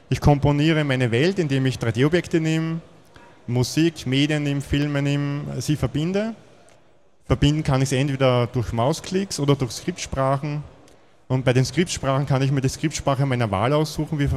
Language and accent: German; Vienna, Austria; Ich komme aus Wien.